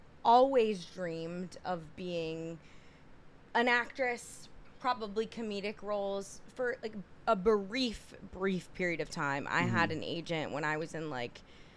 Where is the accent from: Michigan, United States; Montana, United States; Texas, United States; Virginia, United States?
Michigan, United States; White Lake; moved away as an adult; also born or lived in Ann Arbor, Michigan; now in New York City, United States; So I'm from Michigan, like a small town in Michigan, White Lake, Michigan. But I was a theater kid growing up.